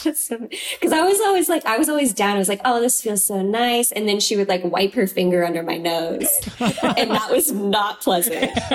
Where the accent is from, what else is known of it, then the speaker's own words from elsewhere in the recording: Troy, Idaho, United States; I'm from Troy, Idaho. It's like on the Palouse terrain.